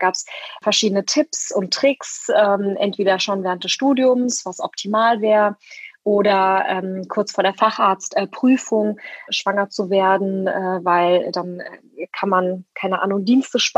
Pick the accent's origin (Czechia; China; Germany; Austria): Germany; West Germany; also born or lived in Leipzig; Ja, ich bin als Westdeutsche mit türkischem Migrationshintergrund als Frau nach.